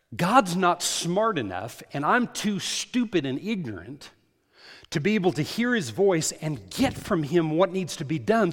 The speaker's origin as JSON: {"language": "English", "country": "United States", "said": "I'm an American."}